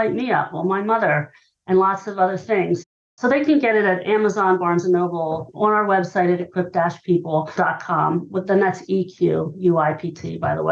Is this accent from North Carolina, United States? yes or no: no; Hershey, Pennsylvania, United States; I grew up in Hershey, Pennsylvania.